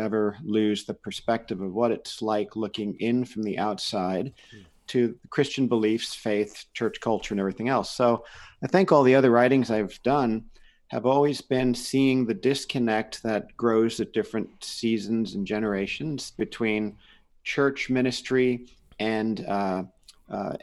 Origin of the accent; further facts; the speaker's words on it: New Jersey, United States; now in Santa Cruz, United States; I grew up in New Jersey